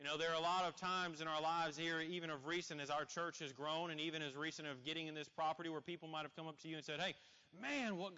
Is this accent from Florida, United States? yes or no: no; Columbus, Indiana, United States; I grew up in Columbus, Indiana